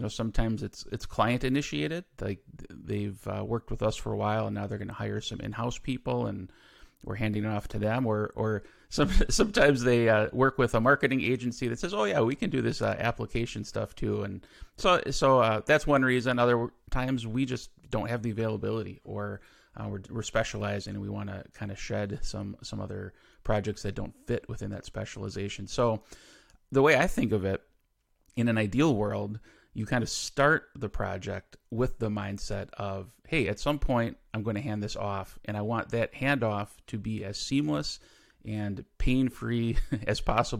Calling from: Milwaukee, Wisconsin, United States; So I live near Milwaukee, Wisconsin in the U.S.

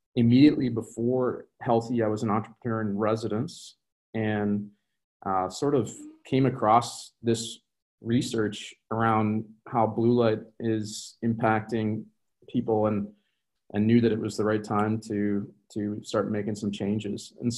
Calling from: Minneapolis, Minnesota, United States; So I'm from Minneapolis. I'm calling from Minneapolis, Minnesota in the U.S.

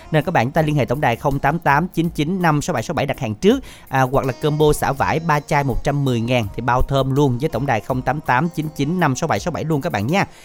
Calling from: Cai Lậy, Tiền Giang, Vietnam; dạ phường 2 thị xã Cà Lậy

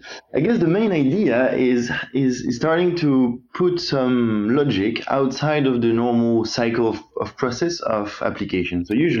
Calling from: London, United Kingdom; Hey Benjamin, I'm from London at the moment.

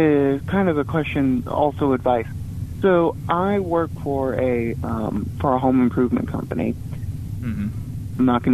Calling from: Hoover, Alabama, United States; Calling from Hoover.

